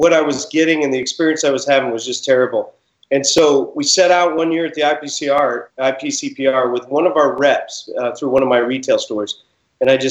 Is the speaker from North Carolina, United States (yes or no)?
no; Jackson, Wyoming, United States; moved away as an adult; also born or lived in Washington, D.C.; now in Southern California, United States; I'm from Jackson, Wyoming